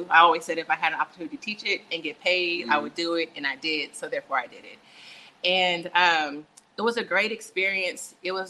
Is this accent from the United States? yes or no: yes; San Antonio, Texas, United States; But I am originally from San Antonio by way of military brat. I've lived everywhere.